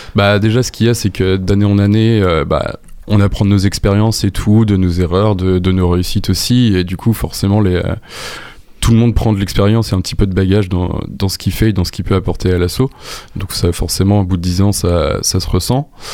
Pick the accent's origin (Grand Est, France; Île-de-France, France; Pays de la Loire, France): Pays de la Loire, France; Le Mans; also born or lived in Angers; je viens du Mans